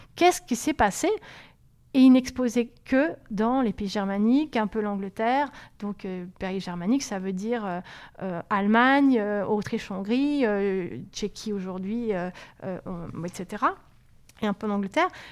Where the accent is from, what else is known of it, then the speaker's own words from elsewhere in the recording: Montpellier, Occitania, France; moved away; also born or lived in Paris; Moi, je venais de Montpellier.